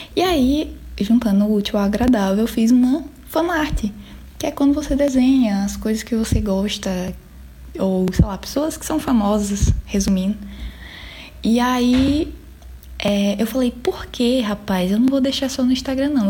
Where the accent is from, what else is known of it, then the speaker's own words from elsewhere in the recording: Petrolina, Pernambuco, Brazil; eu sou de Petrolina, Pernambuco